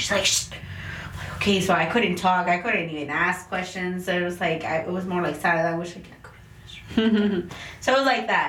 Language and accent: English; Brownsville, Texas, United States; first language Spanish; English is a second language; I was raised in a place where it's the Valley, so it's Brownsville